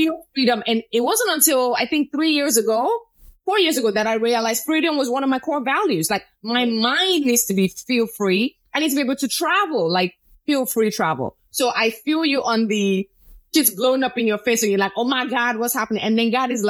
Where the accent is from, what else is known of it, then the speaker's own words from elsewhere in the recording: Nigeria; also born or lived in Chicago; now in Florida, United States; I grew up in Nigeria.